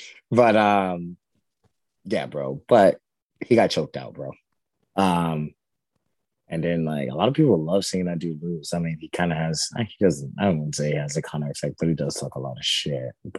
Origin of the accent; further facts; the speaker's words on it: St. Louis, Missouri, United States; I'm from St. Louis